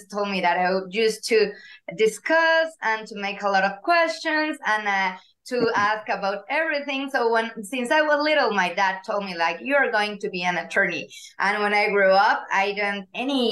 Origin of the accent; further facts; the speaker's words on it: Mexico City, Mexico; English is a second language; moved away as an adult; now in Mérida, Mexico; I was born and raised in Mexico City, and nowadays I live in Mérida